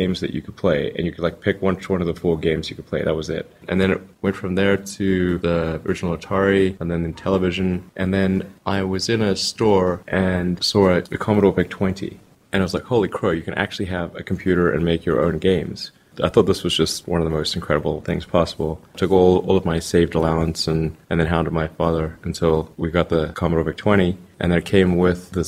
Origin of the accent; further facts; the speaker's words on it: South Africa; now in United States; I grew up in South Africa